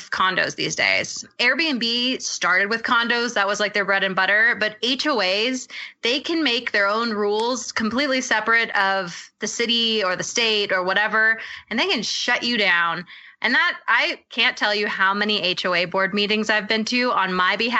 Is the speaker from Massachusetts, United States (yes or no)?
no; Maui, Hawaii, United States; I'm actually from Hawaii. So I'm from Maui